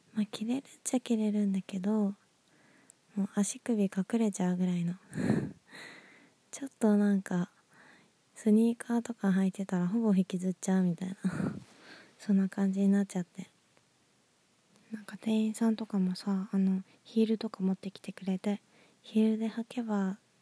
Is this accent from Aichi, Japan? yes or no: yes; Nagoya, Aichi, Japan; moved away; 私の実 家は名古屋市内なんですけど